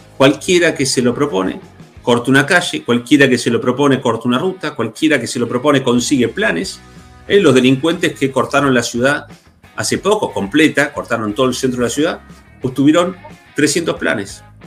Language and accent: Spanish; Neuquén, Argentina; los que somos de Neuquén